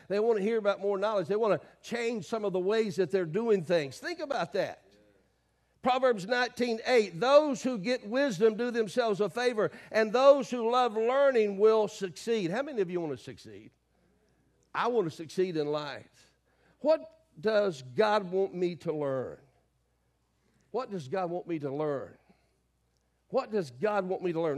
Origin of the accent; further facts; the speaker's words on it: the South, United States; I grew up in the South